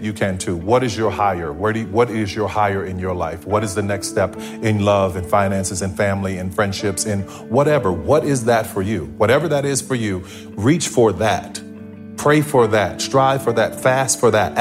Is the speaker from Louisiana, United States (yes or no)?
yes; New Orleans, Louisiana, United States; growing up in New Orleans